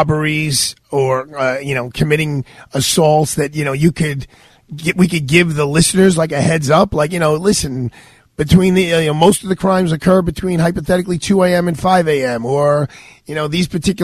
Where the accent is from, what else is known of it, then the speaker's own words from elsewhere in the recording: New York City, New York, United States; as a New Yorker, as a Brooklynite, as someone who's riding the subway.